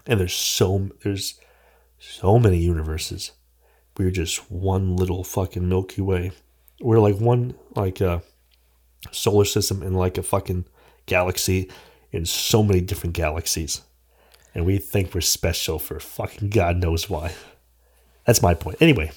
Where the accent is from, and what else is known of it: United States